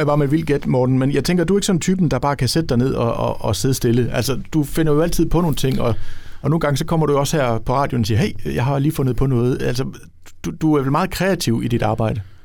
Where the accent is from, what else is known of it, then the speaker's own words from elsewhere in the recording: Ribe, Southern Denmark, Denmark; jeg selv fra Ribe og, og har haft min ungdom